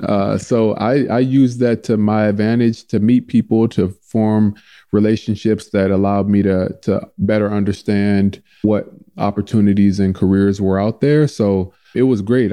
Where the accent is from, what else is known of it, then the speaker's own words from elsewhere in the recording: St. Louis, Missouri, United States; they were my hometown team